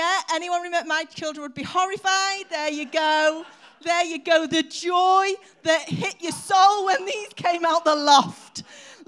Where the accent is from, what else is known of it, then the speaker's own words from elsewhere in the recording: Warrington, North West England, United Kingdom; I was born in Warrington